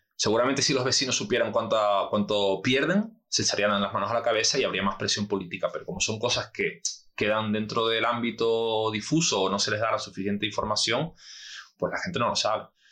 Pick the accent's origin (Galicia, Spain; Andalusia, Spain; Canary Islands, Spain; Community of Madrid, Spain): Canary Islands, Spain; nosotros como canarios